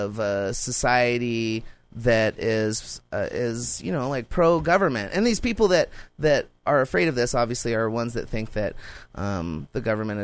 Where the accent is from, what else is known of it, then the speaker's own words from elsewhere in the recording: Montana, United States; also born or lived in Alaska; I moved back from Alaska, you know, in sixth grade. When I came to schools in Montana